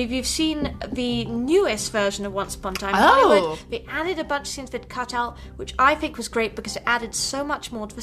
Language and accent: English; United Kingdom; accent: British; me in my British accent